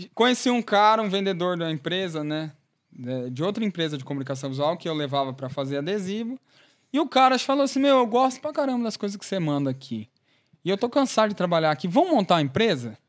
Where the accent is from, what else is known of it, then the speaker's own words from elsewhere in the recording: Tamarana, Paraná, Brazil; eu sou de Tamarana, né? Nasci em Tamarana